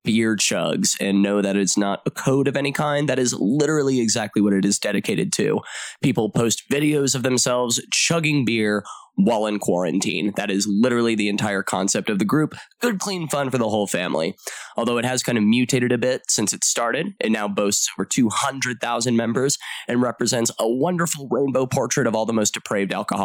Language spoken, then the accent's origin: English; Midwest, United States; I'm from the Midwest